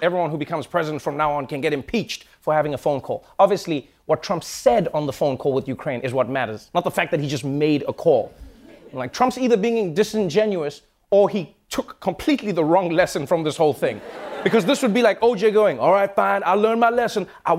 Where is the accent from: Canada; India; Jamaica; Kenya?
Kenya; born there; I was born in Kenya.